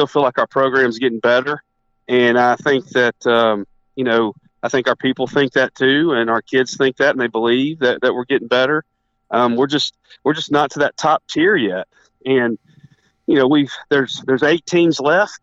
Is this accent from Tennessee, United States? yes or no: yes; East Tennessee, United States; we're both from East Tennessee.